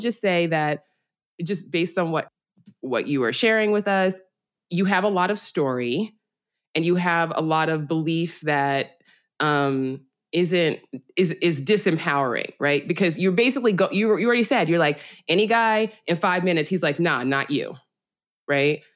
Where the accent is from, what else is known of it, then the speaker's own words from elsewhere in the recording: New York City, New York, United States; I'm from the Bronx